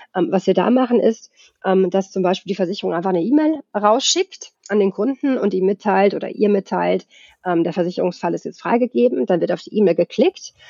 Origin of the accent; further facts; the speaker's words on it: Germany; moved away as an adult; also born or lived in Sweden; now in Stockholm, Sweden; Ich bin ja in Deutschland geboren und aufgewachsen, habe aber den größten Teil meines Erwachsenenlebens tatsächlich in Schweden verbracht